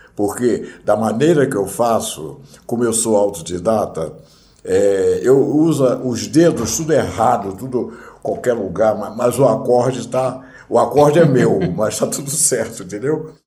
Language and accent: Portuguese; Nova Friburgo, Rio de Janeiro, Brazil; moved away; na minha terra, em Nova Friburgo